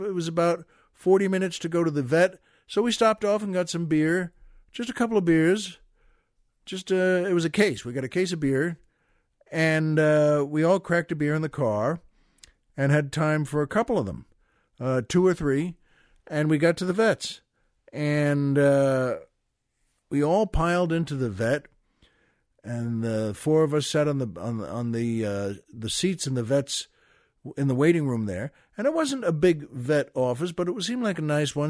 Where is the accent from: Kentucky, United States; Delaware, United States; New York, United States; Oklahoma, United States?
New York, United States; Valley Stream; That's where I'm from, Valley Stream, Long Island